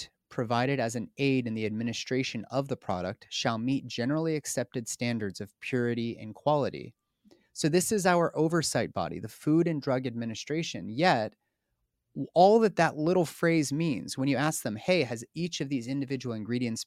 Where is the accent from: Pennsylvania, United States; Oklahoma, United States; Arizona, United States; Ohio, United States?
Pennsylvania, United States; Pittsburgh; There was like two grocery stores in Pittsburgh, my hometown